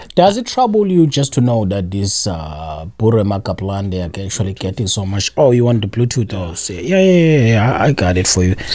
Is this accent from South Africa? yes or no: yes; South Africa; moved away; as a South African